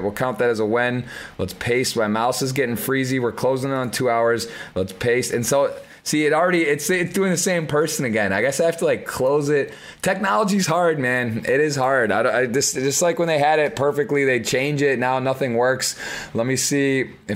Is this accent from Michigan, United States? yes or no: yes; Michigan, United States; I'm from Michigan